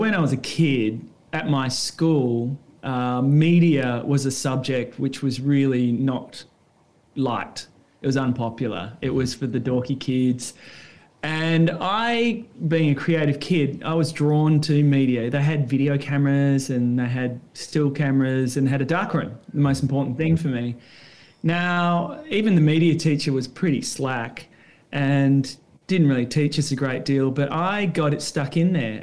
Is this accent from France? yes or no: no; Perth, Western Australia, Australia; moved away as an adult; now in Bondi, Australia; I grew up in Perth.